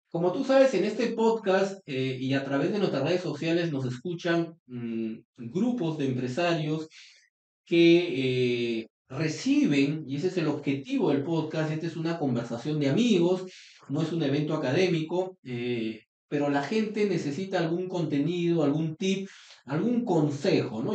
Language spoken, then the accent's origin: Spanish; Trujillo, La Libertad, Peru; yo soy trujillano